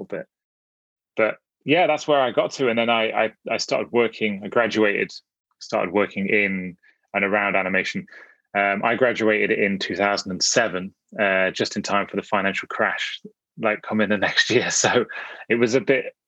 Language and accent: English; Nottinghamshire, East Midlands, United Kingdom; now in Manchester, United Kingdom; I was born in Nottinghamshire, in the middle of the country.